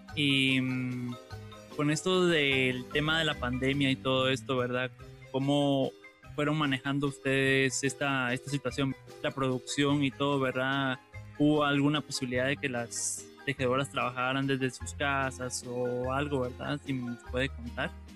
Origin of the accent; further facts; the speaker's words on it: Guatemala; nosotros como guatemaltecos